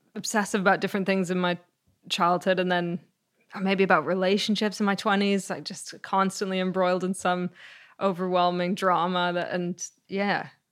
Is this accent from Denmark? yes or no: no; Canada; also born or lived in Greece; I was born later in Canada, but Greece was, it was every summer